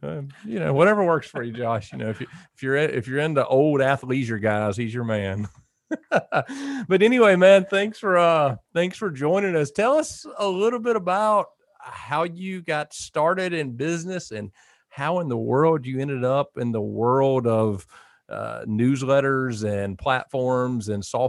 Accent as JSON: {"language": "English", "region": "Georgia", "country": "United States", "tie": "born or raised there", "said": "So I grew up in South Georgia, and I don't even think I saw a parking garage selling to college."}